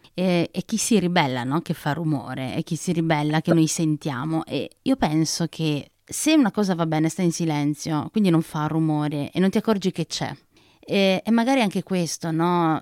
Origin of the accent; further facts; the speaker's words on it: Naples, Campania, Italy; now in Trentino, Italy; sono napoletana, sono cresciuta a Napoli